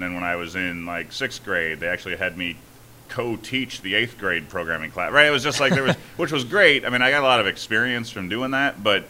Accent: Griffith, Indiana, United States; Griffith, Indiana.

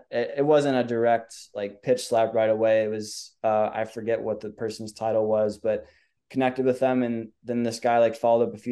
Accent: Minnesota, United States; now in Southern Indiana, United States; I grew up in Minnesota.

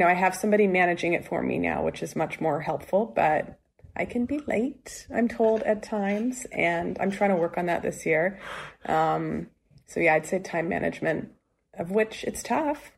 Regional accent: West Coast, United States; I am from the West Coast

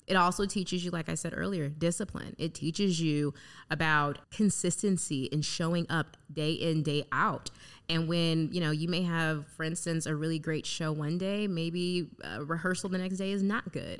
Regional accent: United States; also born or lived in Gary, Indiana / Chicago, Illinois; now in Fort Wayne, United States; I was raised in Gary and Chicago

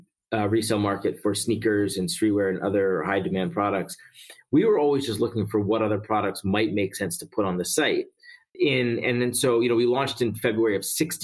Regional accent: Philadelphia, Pennsylvania, United States; moved away as an adult; also born or lived in Atlanta / New York; I grew up in Philly.

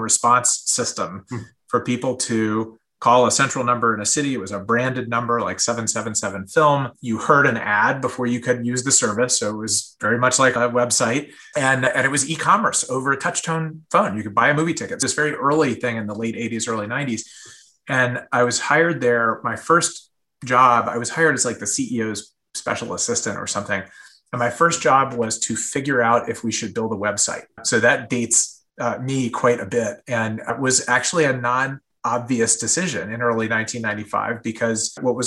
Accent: San Diego, California, United States; I grew up in Southern California and San Diego in particular

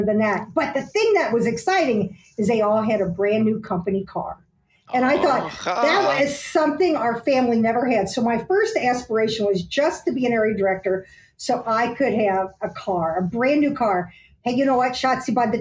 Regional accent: Aurora, Illinois, United States; we grew up in Aurora, Illinois

